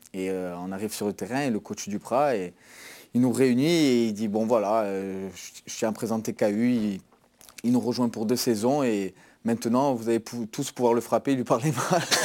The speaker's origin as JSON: {"language": "French", "town": "Bastia", "region": "Corsica", "country": "France", "also_born_or_lived": "Toulouse", "moved": "as an adult", "said": "quand j'ai quitté Bastia. C'était la première fois que je quittais mon île à, à 32 ans"}